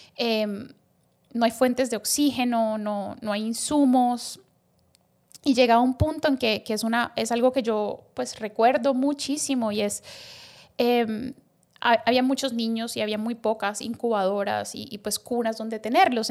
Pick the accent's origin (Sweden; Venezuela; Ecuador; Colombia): Colombia; moved away as an adult; also born or lived in Bogotá, Colombia; now in Dominican Republic; yo soy médica colombiana